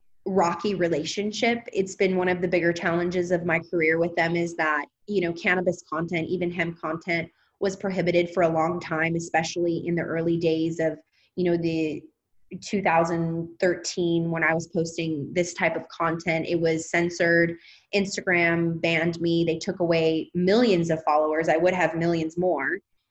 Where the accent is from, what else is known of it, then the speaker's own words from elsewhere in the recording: Louisiana, United States; now in Los Angeles, United States; Yeah, Louisiana. I'm a Southern Belle.